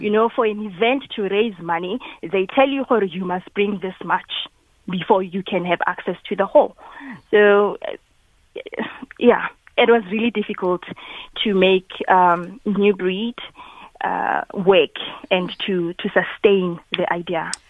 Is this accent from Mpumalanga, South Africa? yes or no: yes; KwaNdebele, Mpumalanga, South Africa; originally, I'm from Mpumalanga